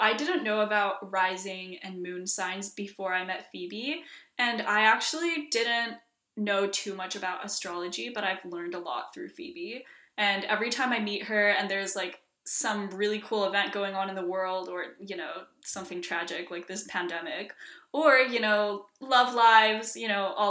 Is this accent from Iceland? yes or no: yes; Iceland; also born or lived in Washington, D.C., United States; I am half Icelandic, half Chinese. I grew up in Iceland for the most part, but also grew up moving back and forth to Washington, D.C., so that explains this heinous accent.